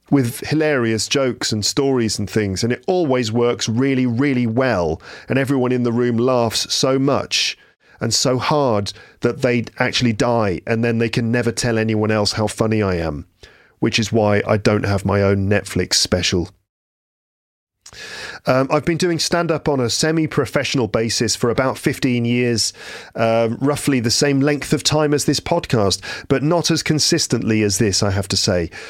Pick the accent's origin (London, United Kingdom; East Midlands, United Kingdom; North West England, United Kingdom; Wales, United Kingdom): London, United Kingdom; also born or lived in West Midlands; I'm an English teacher from England. Um, from I'm from West London and the West Midlands